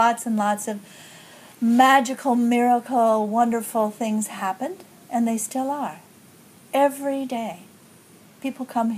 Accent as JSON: {"language": "English", "region": "Alaska", "country": "United States", "tie": "born or raised there", "also_born_or_lived": "Singapore", "moved": "as an adult", "lives_now": "Bali, Indonesia", "said": "I grew up in Alaska"}